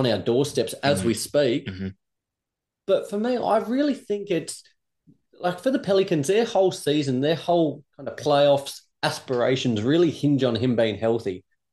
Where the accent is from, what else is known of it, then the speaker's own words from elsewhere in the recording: Australia; Now, I'm Australian. I bleed the Australian colours here. I love Australia.